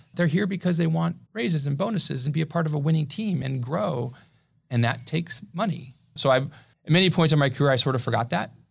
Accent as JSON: {"language": "English", "town": "Pasadena", "region": "California", "country": "United States", "tie": "born or raised there", "also_born_or_lived": "Santa Clara, California", "lives_now": "San Diego, United States", "said": "I grew up in Pasadena"}